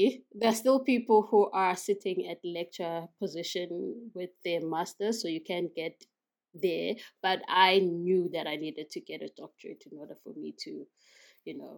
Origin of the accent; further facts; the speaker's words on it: KwaMashu, KwaZulu-Natal, South Africa; I was born in KwaMashu in KwaZulu-Natal.